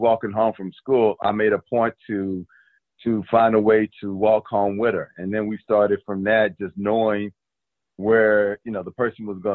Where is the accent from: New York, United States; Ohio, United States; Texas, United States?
Texas, United States; moved away; also born or lived in Oakland, California; growing up in Texas